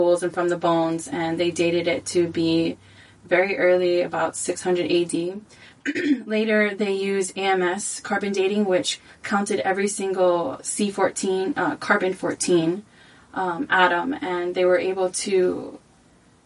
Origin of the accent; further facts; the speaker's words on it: Waimanalo, Hawaii, United States; I was born and raised in Waimanalo.